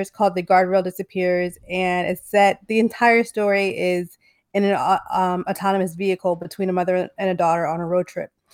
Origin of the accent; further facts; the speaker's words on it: New Jersey, United States; now in Los Angeles, United States; I live in L A now, but I'm from New Jersey